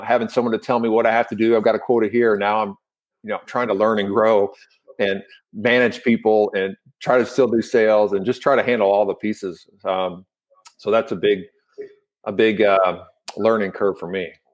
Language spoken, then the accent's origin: English; Louisville, Kentucky, United States; I'm from Louisville, Kentucky